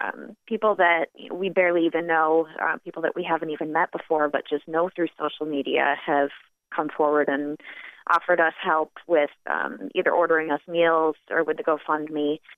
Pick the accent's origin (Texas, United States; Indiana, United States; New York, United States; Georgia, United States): New York, United States; Walworth; I grew up in Walworth.